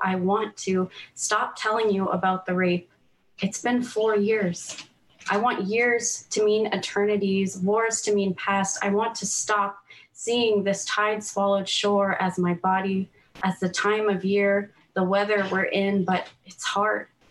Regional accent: United States; now in Canada; I'm American I grew up there but now I live in Canada

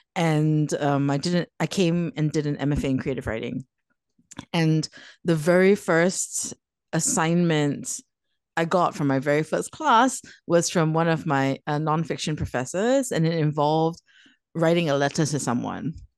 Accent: Singapore; growing up in Singapore, living in Singapore

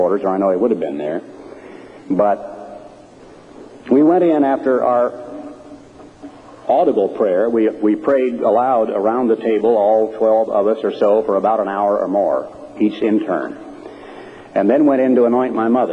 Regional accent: Oregon, United States; I'm an Oregonian. I grew up in Oregon during World War II

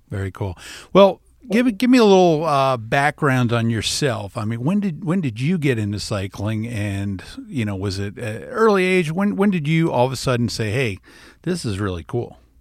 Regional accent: South Florida, United States; now in Iowa, United States; growing up in South Florida

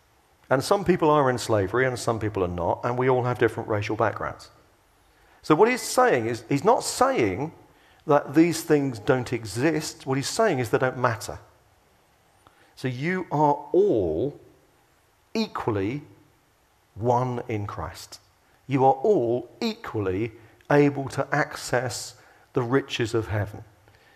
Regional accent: England, United Kingdom; we're English

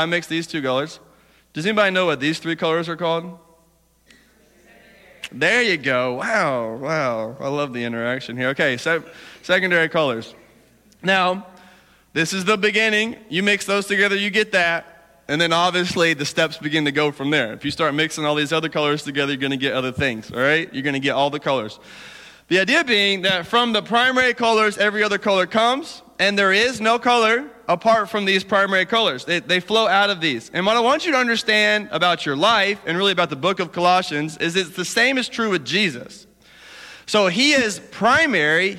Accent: Alabama, United States; accent: southern; moved away; I'm from Alabama

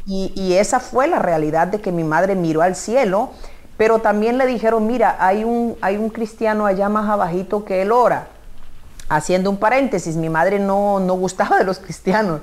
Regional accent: Colombia; Soy de origen de Colombia

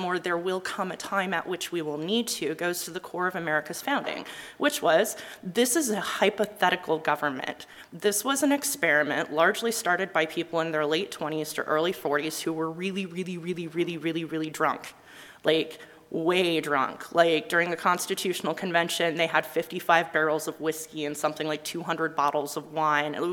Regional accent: Utah, United States; I'm from Utah

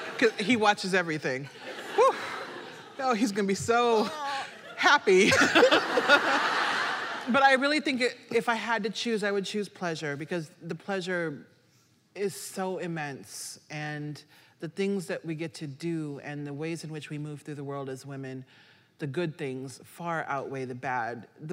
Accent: Nebraska, United States; You know, I grew up in Nebraska in a predominantly white area, but my parents raised my brothers and I as Haitians in America.

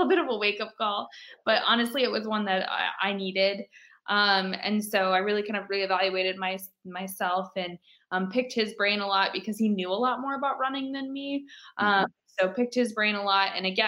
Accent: Fort Dodge, Iowa, United States; I'm from Fort Dodge

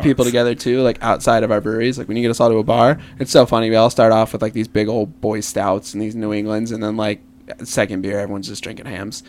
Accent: Milwaukee, Wisconsin, United States; moved away; I'm originally from Milwaukee.

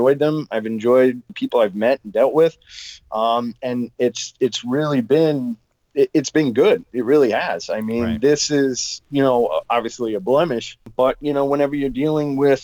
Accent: Long Island, New York, United States; I grew up on Long Island

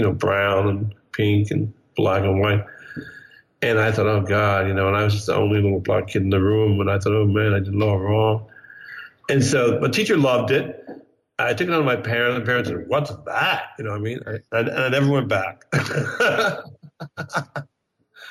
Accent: Bryn Mawr, Pennsylvania, United States; moved away; also born or lived in New York; I grew up in Bryn Mawr, sort of wealthy neighborhood outside of Philadelphia, the Main Line

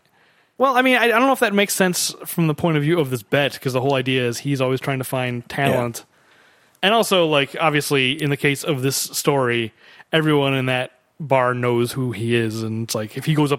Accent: Tennessee, United States; I'm here. I'm from Tennessee.

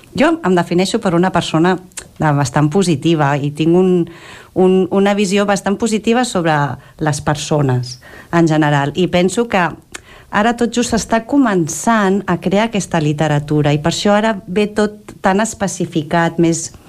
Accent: Cànoves, Catalonia, Spain; jo també sóc filla de Cànoves

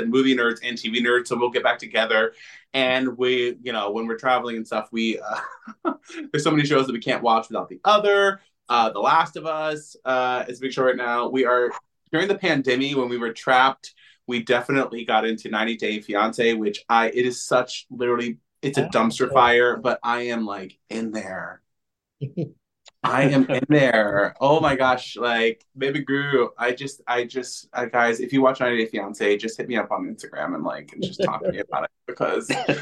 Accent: Florida, United States; moved away; I'm from Florida originally

